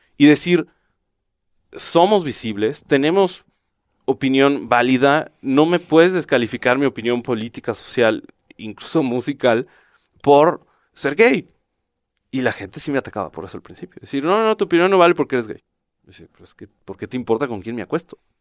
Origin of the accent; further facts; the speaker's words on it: Jalisco, Mexico; Yo soy de Jalisco